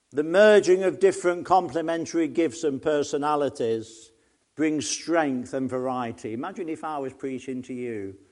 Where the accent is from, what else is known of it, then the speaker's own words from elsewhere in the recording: Nottingham, East Midlands, United Kingdom; I come from Nottingham, so you just straightforward. My dad was a miner